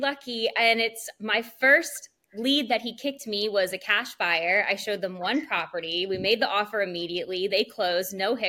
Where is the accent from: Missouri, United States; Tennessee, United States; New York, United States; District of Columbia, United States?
District of Columbia, United States; Washington; moved away as an adult; now in Myrtle Beach, United States; I am from the Washington, D.C. area. I relocated here to the Myrtle Beach area in about 2013, finished up my undergrad at Coastal Carolina University